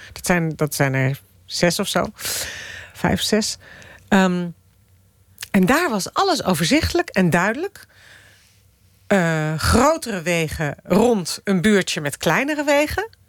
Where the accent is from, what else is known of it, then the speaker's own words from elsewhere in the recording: Amsterdam, North Holland, Netherlands; also born or lived in Moscow, Russia; die tuinstad waar ik ben opgegroeid